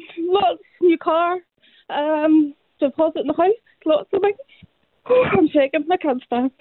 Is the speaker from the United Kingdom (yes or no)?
yes; Ballymena, Northern Ireland, United Kingdom; I'm from Ballymena.